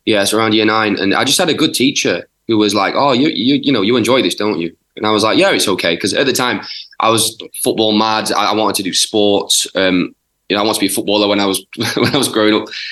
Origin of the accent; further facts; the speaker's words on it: Yorkshire and the Humber, United Kingdom; I'm from South Yorkshire